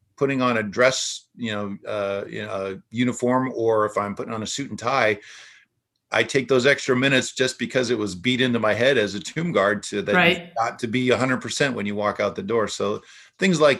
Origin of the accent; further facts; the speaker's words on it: West Coast, United States; Growing up on the West Coast